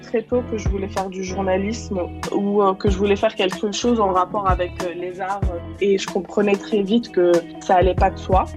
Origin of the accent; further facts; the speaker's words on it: Bondy, Île-de-France, France; also born or lived in Tunis, Tunisia; je suis née à Tunis. Je suis arrivée en France à l'âge de 8 ans. J'ai quasi passé euh, la majorité de, mes années dans le 93. Et voilà, j'ai grandi à Bondy Nord dans le 93